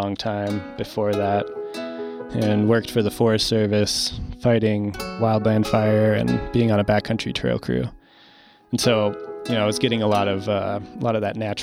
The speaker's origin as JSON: {"language": "English", "region": "Virginia", "country": "United States", "tie": "born or raised there", "also_born_or_lived": "Utah", "moved": "yes", "said": "originally born in Utah, but I grew up in Virginia."}